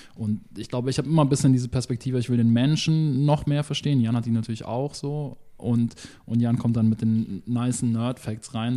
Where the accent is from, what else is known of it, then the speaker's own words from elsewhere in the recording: Munich, Bavaria, Germany; ich bin ja aus München